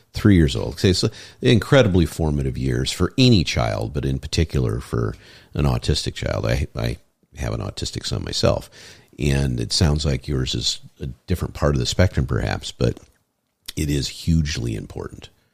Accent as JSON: {"language": "English", "region": "Michigan", "country": "United States", "moved": "yes", "said": "I'm from Michigan, and you know I go back there."}